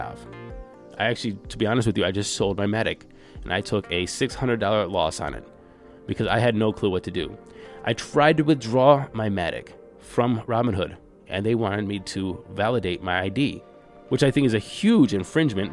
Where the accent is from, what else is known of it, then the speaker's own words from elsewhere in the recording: United States; us, the American citizen